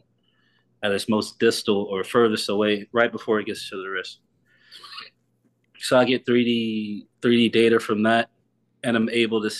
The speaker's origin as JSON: {"language": "English", "town": "Houston", "region": "Texas", "country": "United States", "tie": "born or raised there", "moved": "yes", "lives_now": "Austin, United States", "said": "I'm from Houston"}